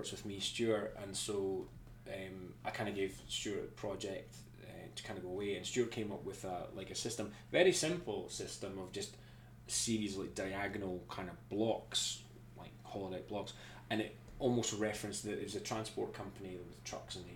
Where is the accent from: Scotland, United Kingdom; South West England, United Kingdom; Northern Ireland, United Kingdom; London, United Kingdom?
Scotland, United Kingdom; accent: Scottish